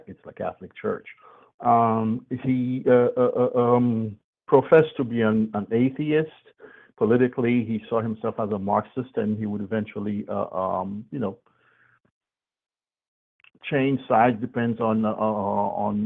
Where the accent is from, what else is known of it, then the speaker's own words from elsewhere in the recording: Carrefour, Ouest, Haiti; growing up in Carrefour